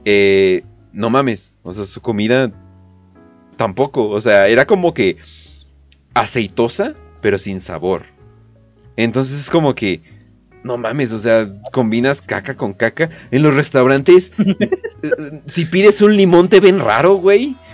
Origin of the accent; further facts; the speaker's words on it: Canada; Eh, de Canadá.